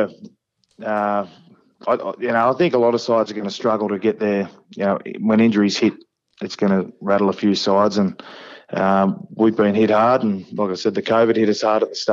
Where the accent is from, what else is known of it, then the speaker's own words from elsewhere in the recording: Goulburn, New South Wales, Australia; I grew up in Goulburn